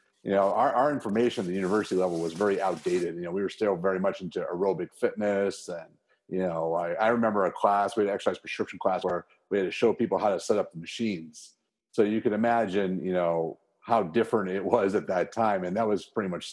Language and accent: English; Chicago, Illinois, United States; moved away; also born or lived in Arizona; Growing up in Chicago